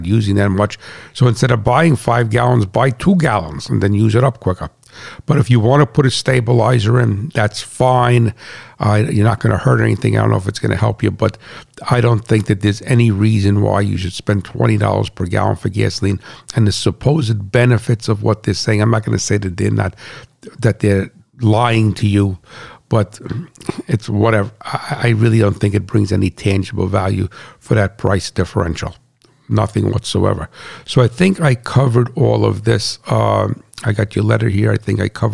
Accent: United States; also born or lived in New Jersey; as a farmer and as an American and as a patriot

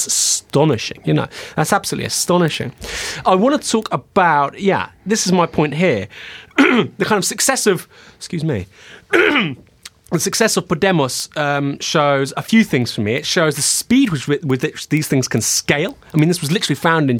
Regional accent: Bournemouth, South West England, United Kingdom; I'm from Bournemouth. I'm, you know, from a very blue part of the world

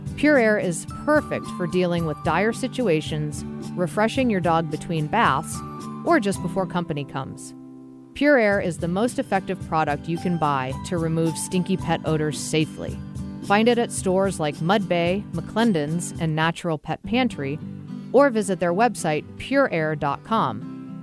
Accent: Massachusetts, United States; moved away as an adult; also born or lived in Vermont / Seattle area, Washington; now in Washington, United States; I grew up about twenty minutes outside of Gillette Stadium, which is where the New England Patriots play. So I grew up in Massachusetts, born and raised

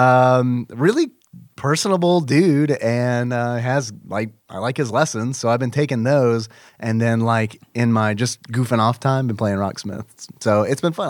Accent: United States; I am American

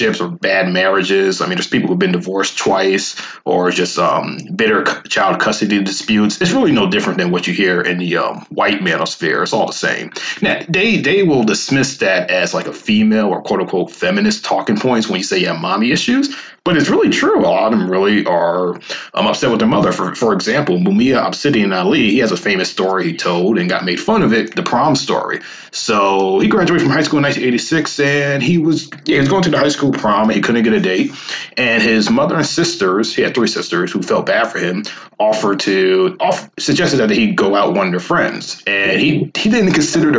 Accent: Northeast, United States; I'm from the Northeast

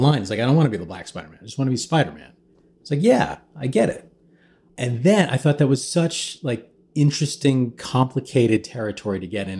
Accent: Midwest, United States; I kinda grew up being, you know, a minority in the Midwest

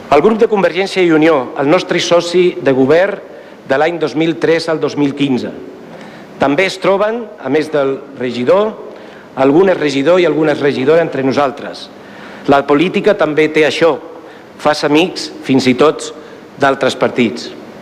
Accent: Ripollet, Catalonia, Spain; el meu poble

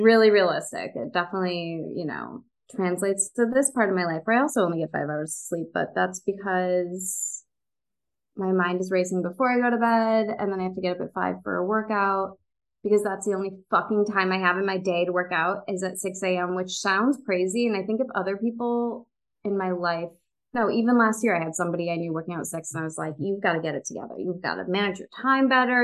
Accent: Chicago, Illinois, United States; moved away as an adult; also born or lived in New York; now in Los Angeles, United States; I'm from the western suburbs of Chicago

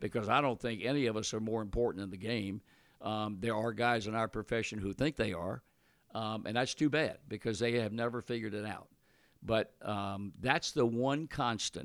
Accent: Virginia, United States; moved away; I was born and raised in Virginia

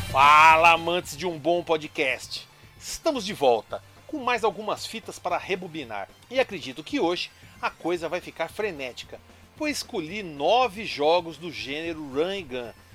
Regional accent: São Caetano do Sul, São Paulo, Brazil; born or raised there

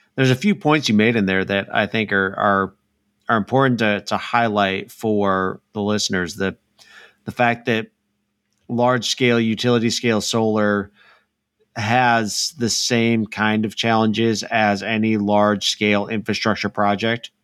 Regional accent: Illinois, United States; now in Dallas, United States; I grew up in Illinois

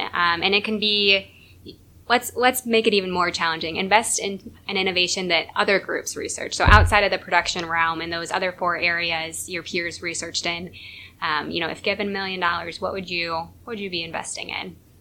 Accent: Northeast Iowa, United States; I'm from Northeast Iowa

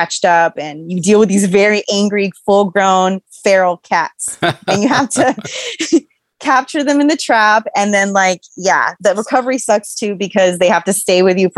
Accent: Los Angeles, California, United States; I'm from Los Angeles

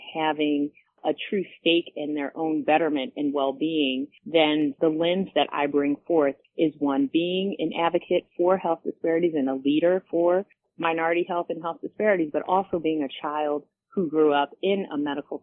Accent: Philadelphia, Pennsylvania, United States; also born or lived in Pittsburgh, Pennsylvania / Ohio / Erie, Pennsylvania; being a child born in an impoverished area of Philadelphia in North Philly and growing up in Germantown, being educated in the public school system

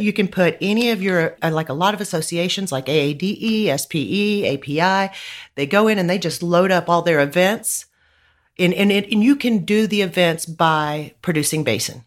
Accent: Midland, Texas, United States; I grew up in Midland

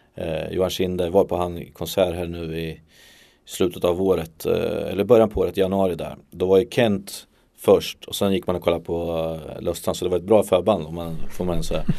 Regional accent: Örebro, Örebro County, Sweden; jag är där i min hemstad. Jag är uppvuxen med att ha cyklat ner till Eiravallen

